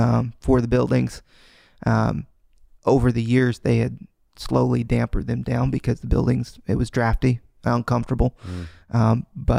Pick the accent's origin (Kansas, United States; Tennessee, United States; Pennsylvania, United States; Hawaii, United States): Kansas, United States; born there; I was born here in the States. I was born in Kansas.